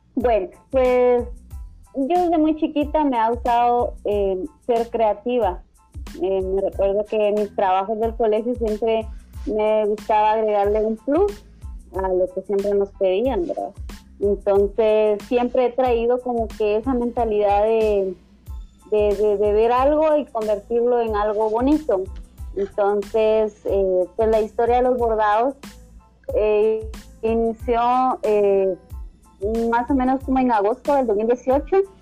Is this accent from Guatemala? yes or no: yes; Sanarate, El Progreso, Guatemala; moved away as an adult; now in Guatemala City, Guatemala; soy de Guatemala, vengo de un pueblito em, que se llama Sanarate, y de Sanarate pues vengo de una aldeita que se llama de Morales. Entonces eh, ahí viví toda mi infancia, mi adolescencia